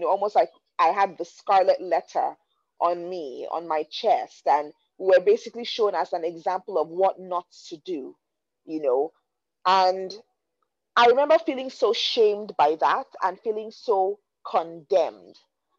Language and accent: English; Nigeria; growing up in Nigeria, you know, and I'll give you guys a bit of a backstory.